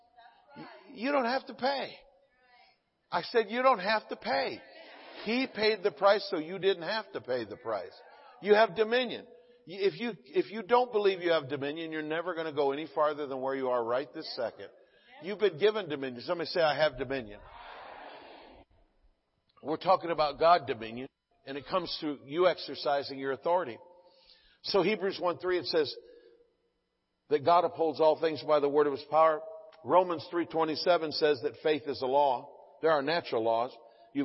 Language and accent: English; the South, United States; now in California, United States; I'm from the South